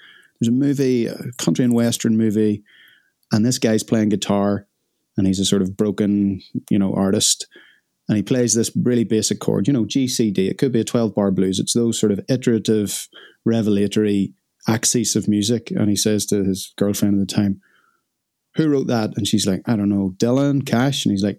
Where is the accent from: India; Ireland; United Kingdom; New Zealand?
Ireland; I'm Irish, so I've been stealing the milk out of your tea.